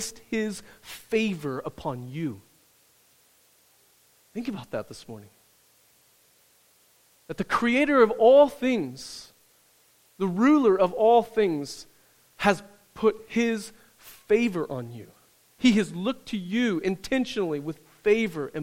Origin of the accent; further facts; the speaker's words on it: Midwest, United States; where I grew up in the Midwest.